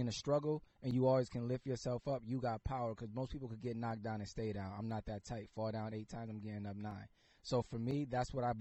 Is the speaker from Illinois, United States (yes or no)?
no; Bridgeport, Connecticut, United States; I'm from Bridgeport, Connecticut